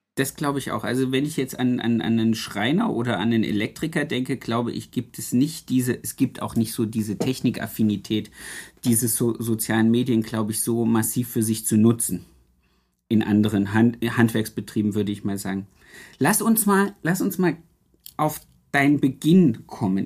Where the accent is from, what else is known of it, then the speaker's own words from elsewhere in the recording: Harz, Germany; ich komme ja aus dem Harz